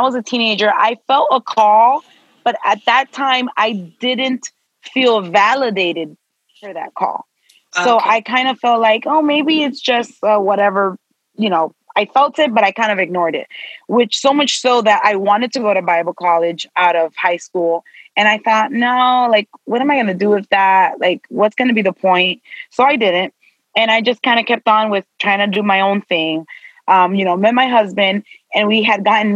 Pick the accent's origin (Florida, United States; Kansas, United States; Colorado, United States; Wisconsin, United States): Florida, United States; Miami; My parents are both Dominican, but I was born and raised in Miami.